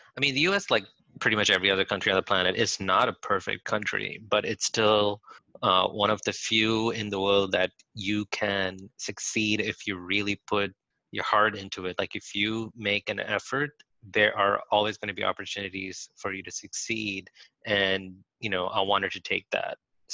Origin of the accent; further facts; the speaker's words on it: Saudi Arabia; also born or lived in India / Philippines; I grew up in different, like I grew up in Saudi Arabia, then in India, then in the Philippines for a bit.